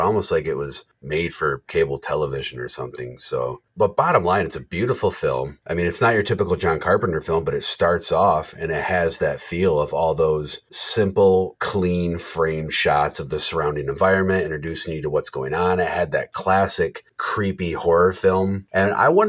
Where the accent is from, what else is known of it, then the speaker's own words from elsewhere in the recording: Jackson, Michigan, United States; I grew up in Jackson, Michigan. I'm 20 minutes south of Jackson, Michigan.